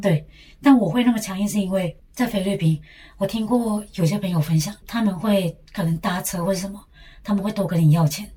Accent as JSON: {"language": "Chinese", "country": "Taiwan", "said": "我们两个台湾人"}